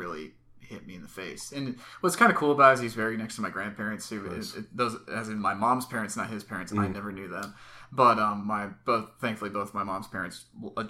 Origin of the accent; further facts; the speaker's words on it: Cumming, Georgia, United States; also born or lived in Atlanta, Georgia; born in Atlanta in 1993. And then we moved over to the Cumming, Georgia